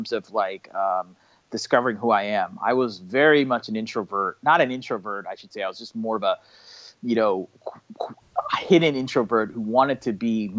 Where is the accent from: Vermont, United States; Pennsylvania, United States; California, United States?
California, United States; Bay Area; I'm a California native, born and raised. I grew up in Bay Area for the first 18 years of my life. And then after that, I moved to SoCal.